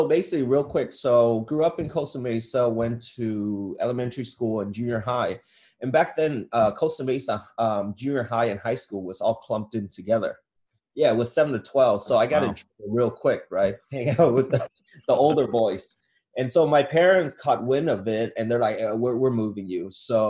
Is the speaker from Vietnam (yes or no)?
yes; Saigon, Ho Chi Minh City, Vietnam; Got it. So I grew up in Saigon, Vietnam, and my grandfather was part of the Vietnamese government, the Southern Vietnamese government.